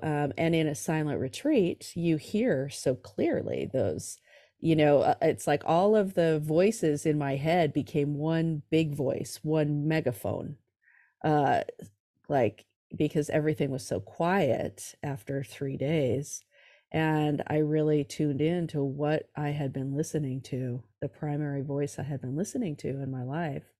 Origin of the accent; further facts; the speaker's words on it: California, United States; also born or lived in New York City; I'm from California. I live in San Francisco now, but I grew up in uh, California